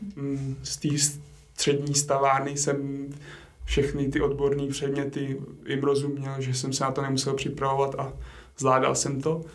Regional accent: Strakonice, South Bohemian Region, Czechia; u nás na Šumavě, odkud pocházím, já jsem ze Strakonic

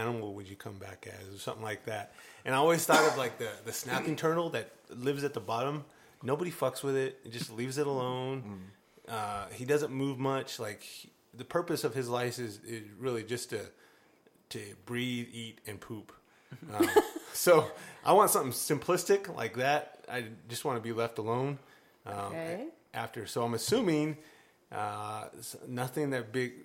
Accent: Mesa, Arizona, United States; moved away as an adult; now in El Paso, United States; I am from the Phoenix area. I grew up in Mesa

